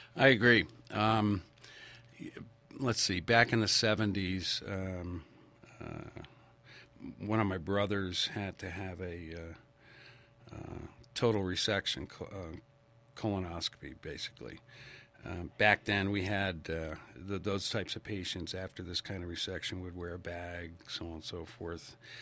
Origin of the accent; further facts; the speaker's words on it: Stamford, Connecticut, United States; I grew up in Stamford, Connecticut